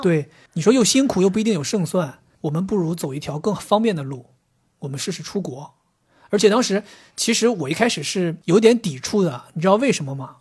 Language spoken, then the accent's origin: Chinese; Northeast China, China; moved away as an adult; now in Shanghai, China; 我作为一个东北人